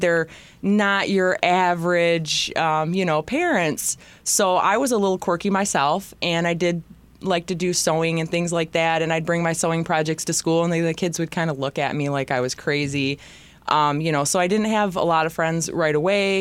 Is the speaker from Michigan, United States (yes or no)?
yes; Bellaire, Michigan, United States; also born or lived in Zeeland, Michigan / Grand Rapids, Michigan; I'm from Bel Air